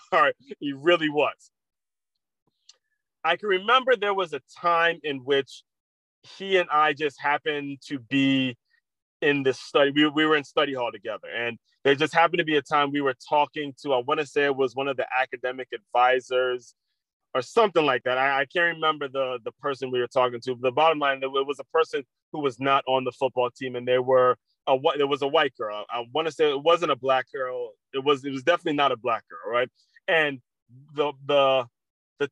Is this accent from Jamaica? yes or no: no; United States; As people who have grown up in America